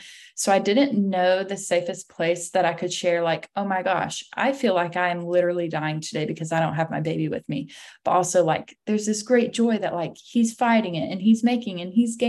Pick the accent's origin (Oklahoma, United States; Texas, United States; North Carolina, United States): North Carolina, United States; Lake Lure; moved away as an adult; now in Anderson, United States; I grew up in Lake Lore, North Carolina, outside of Asheville